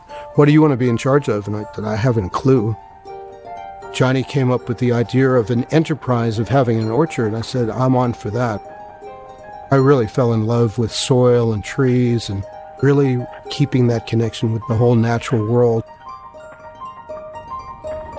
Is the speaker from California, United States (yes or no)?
no; New York City, New York, United States; moved away as an adult; I was born in Brooklyn, Flatbush, so I'm quite a New York kid